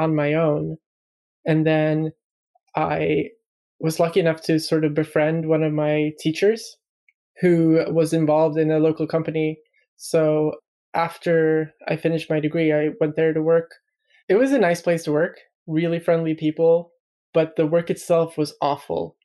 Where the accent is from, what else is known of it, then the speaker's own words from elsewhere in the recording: Sweden; moved away as an adult; also born or lived in Malmo, Sweden; now in London, United Kingdom; I'm Swedish, lived in Sweden all my life